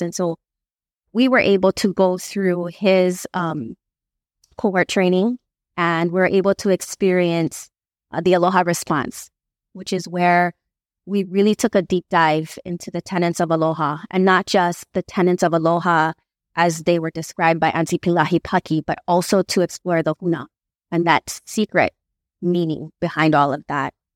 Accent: Makaha, Hawaii, United States; I grew up in Makaha my entire life

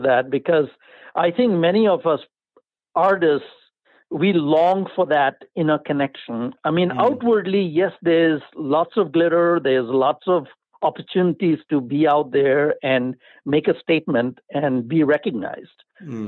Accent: India; accent: Indian; my accent gives it away that I'm from India

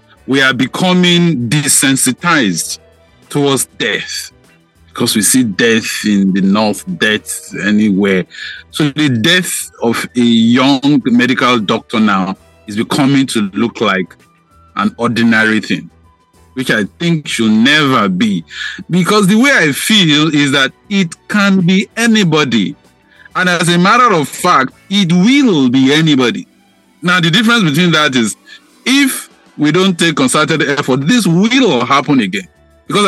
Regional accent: Nigeria; as Nigerian citizens

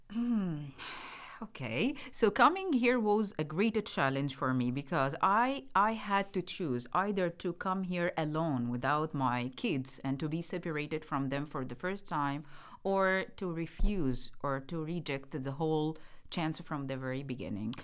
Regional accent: Cairo, Cairo Governorate, Egypt; moved away as an adult; I'm from, uh, Egypt. I was born in Cairo, and I have been graduated from Faculty of Education in Ain Shams University, and Ain Shams University is also in Cairo

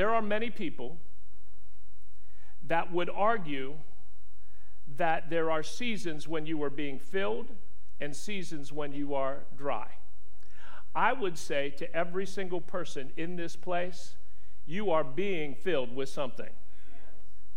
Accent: West Virginia, United States; I am from West Virginia

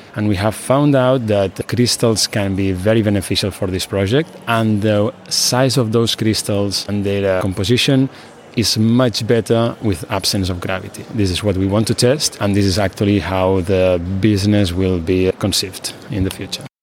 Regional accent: Barcelona, Catalonia, Spain; I am from Barcelona, Spain

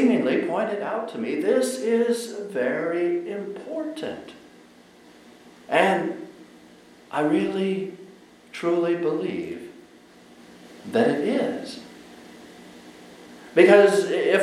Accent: Colorado, United States; I was growing up in Colorado

